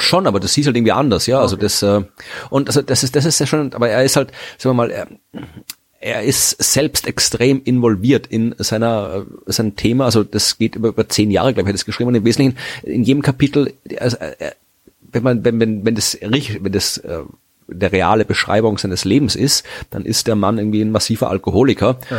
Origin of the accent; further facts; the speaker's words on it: Austria; als Österreicher